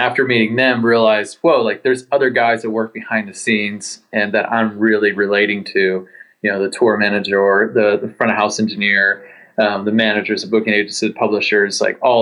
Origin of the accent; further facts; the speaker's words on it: Annapolis, Maryland, United States; now in Carlsbad, United States; I was born and raised in Annapolis, Maryland, but currently living in Carlsbad, California